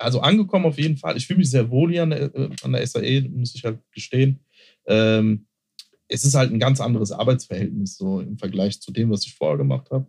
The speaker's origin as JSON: {"language": "German", "town": "Mörfelden-Walldorf", "region": "Hesse", "country": "Germany", "tie": "born or raised there", "said": "in Fällen Waldorf, wo ich groß geworden bin, in der Doppelstadt"}